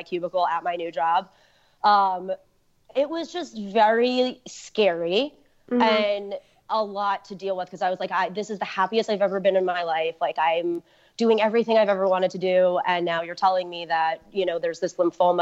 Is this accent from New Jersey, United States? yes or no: yes; New Jersey, United States; be back in New Jersey and start to sort of get back to, you know, somewhat of a life again, you know, in my hometown